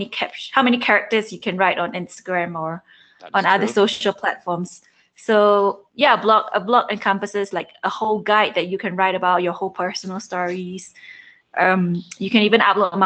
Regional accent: Singapore; moved away as an adult; I've just been born and bred in Singapore

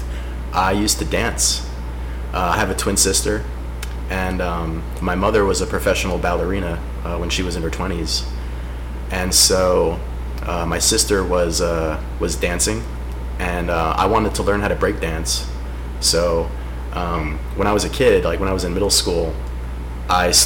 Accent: Long Island, New York, United States; moved away; growing up on Long Island, lacrosse was kind of like a religion

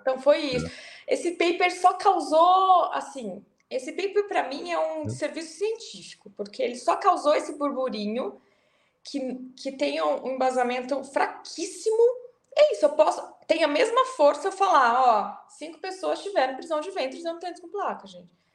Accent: Brazil; Eu sou do Brasil

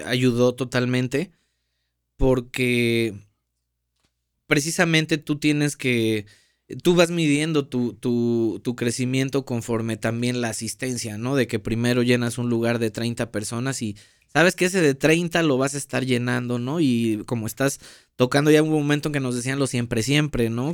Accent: Paso de Ovejas, Veracruz, Mexico; yo soy de Paso de Ovejas, Veracruz

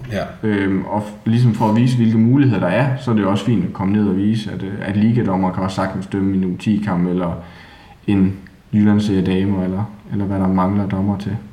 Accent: Haderslev, Southern Denmark, Denmark; accent: Southern Jutlandic; oprindeligt, så er jeg jo fra Sønderjylland

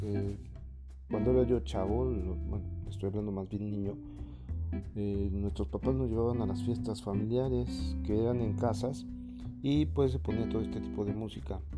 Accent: Puebla, Mexico; soy poblano, los poblanos somos totalmente paneros

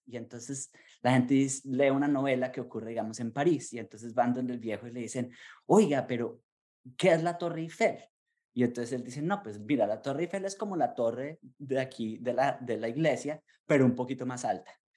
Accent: Colombia; now in United States; como colombiano

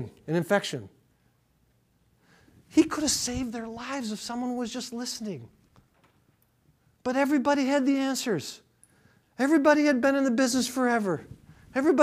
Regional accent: Appleton, Wisconsin, United States; I'm from Appleton.

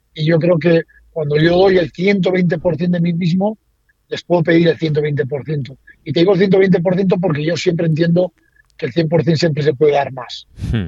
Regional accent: Basque Country, Spain; yo soy vasco

